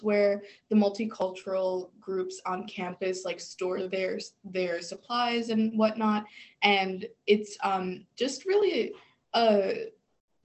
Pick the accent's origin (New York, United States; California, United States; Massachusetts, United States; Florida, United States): New York, United States; New York City; moved away as an adult; now in Geneseo, United States; I am from the Bronx